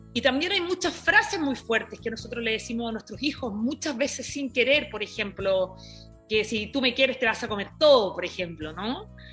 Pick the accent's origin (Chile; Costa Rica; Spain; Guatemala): Chile; Iquique, Tarapacá; moved away; vengo desde Chile, eh, me crié en Iquique, en un lugar eh, que era muy chiquito, una región de, de, Chile